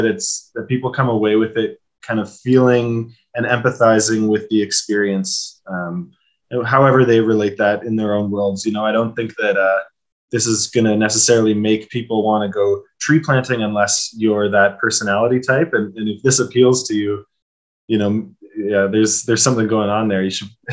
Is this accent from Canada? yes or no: yes; Ontario, Canada; moved away; I grew up in Ontario as well, and my mom lives in Cambridge.